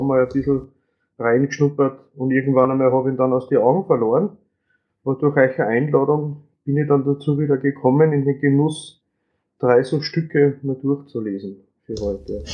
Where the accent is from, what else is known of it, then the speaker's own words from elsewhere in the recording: Upper Austria, Austria; wie man hört vom Dialekt, ich bin aus Österreich, aus Oberösterreich